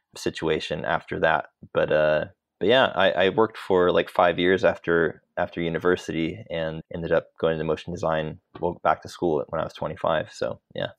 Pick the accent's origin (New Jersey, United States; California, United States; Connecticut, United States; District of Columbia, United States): California, United States; Sacramento; moved away as an adult; also born or lived in Los Angeles, United States; now in London, United Kingdom; I grew up in Sacramento, in California